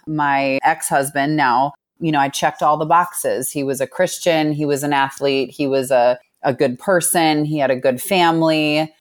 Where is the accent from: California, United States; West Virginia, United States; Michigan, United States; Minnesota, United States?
Minnesota, United States; Minneapolis; I grew up in Minneapolis